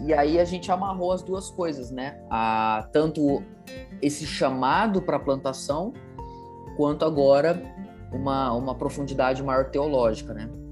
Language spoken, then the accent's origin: Portuguese; Ribeirão Preto, São Paulo, Brazil; sou natural de Ribeirão Preto, nascido, criado aqui